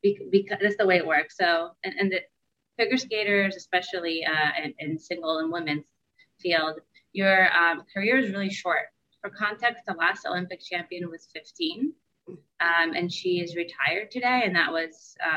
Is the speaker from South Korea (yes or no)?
no; Israel; also born or lived in United States; now in New York, United States; Aside from that, I'm originally from Israel. I've been back and forth between Israel and the US pretty much my whole life. And now I currently live in New York.